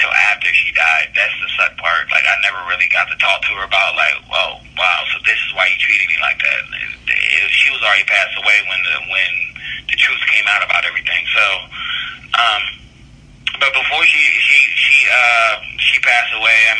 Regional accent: Northern Virginia, United States; also born or lived in Baltimore, Maryland / Evansville, Indiana; I was born in Baltimore, but I was raised in Northern Virginia

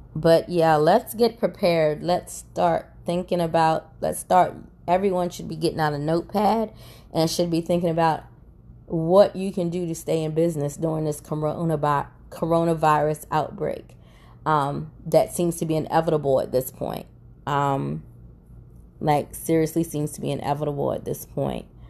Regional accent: United States; I'm an American

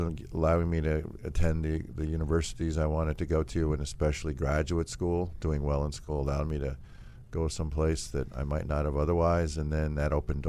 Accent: Milwaukee, Wisconsin, United States; Milwaukee, Wisconsin.

